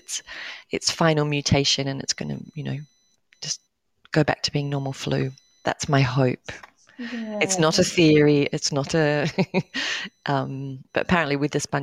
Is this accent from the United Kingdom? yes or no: no; Australia; As a kid, growing up in Australia